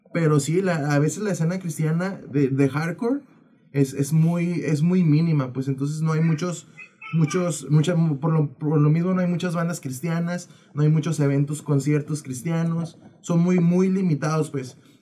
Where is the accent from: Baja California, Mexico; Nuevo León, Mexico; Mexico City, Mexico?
Baja California, Mexico; Tijuana; somos de acá, de Tijuana